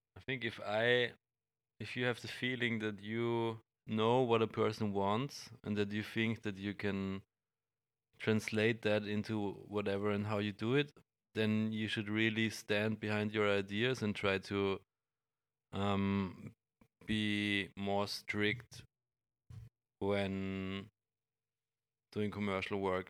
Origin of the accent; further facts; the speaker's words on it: Graz, Styria, Austria; in my hometown in Graz